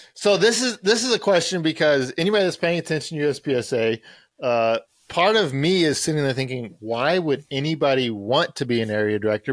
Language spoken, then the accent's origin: English; Texas, United States; I'm from Texas